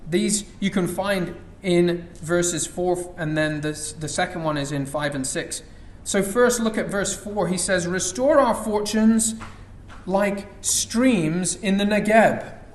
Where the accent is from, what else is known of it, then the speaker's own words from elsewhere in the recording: Dubai, United Arab Emirates; You know, when we were growing up in Dubai, it would maybe rain once, perhaps twice a year.